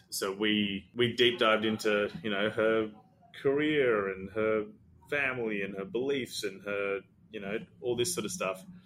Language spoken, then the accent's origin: English; Australia; also born or lived in Sri Lanka; I'm Sri Lankan. I was born in Sri Lanka. We moved to Australia when I was six